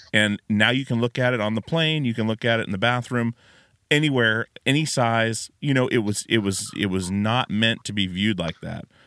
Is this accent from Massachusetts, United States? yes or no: no; Alaska, United States; moved away as an adult; now in Portland, United States; i grew up in alaska yeah. moved out when i was 18 moved to portland i've been in portland ever since